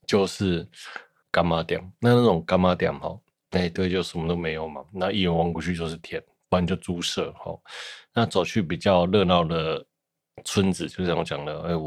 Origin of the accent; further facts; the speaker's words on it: Shuilin, Yunlin County, Taiwan; 就是我小时候在乡下都没有人嘛，那我就常常去打电动，因为我乡下在云林的云林县水林乡海埔村，那海埔村呢叫做海埔寮